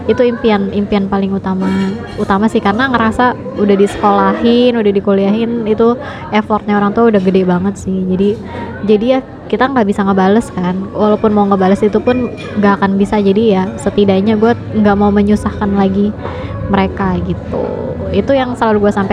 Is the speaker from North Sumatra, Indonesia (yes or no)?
no; Jakarta, Indonesia; karena aku kan orang Betawi nih pengen loh